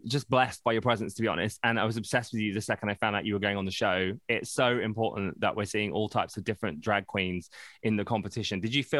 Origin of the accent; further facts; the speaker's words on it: Brighton, South East England, United Kingdom; I grew up in Brighton as a gay. Like, I went out in Brighton all the time.